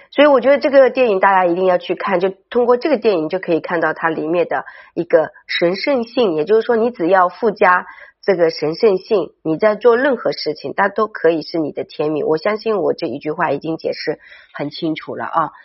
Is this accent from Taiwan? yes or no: no; China; 你可以很大地去感受到我们身为中国人